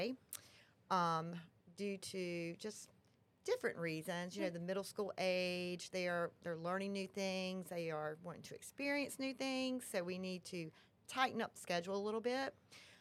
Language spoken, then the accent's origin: English; Washington, North Carolina, United States; I was born in Washington. I graduated from Washington High School in 1992.